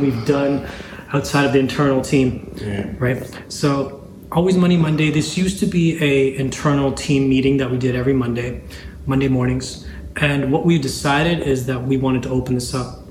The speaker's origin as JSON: {"language": "English", "country": "Zambia", "tie": "born or raised there", "said": "I was born in Zambia, Africa, in the in the heart of Africa"}